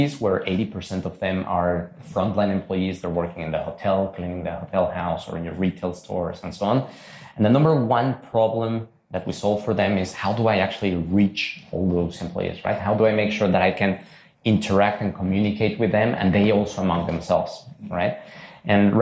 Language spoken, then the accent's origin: English; Mexico City, Mexico; moved away as an adult; now in Zurich, Switzerland; Was born and raised in Mexico City. Yeah. I lived there my first 19 years, then moved to Zurich to do my studies at ETH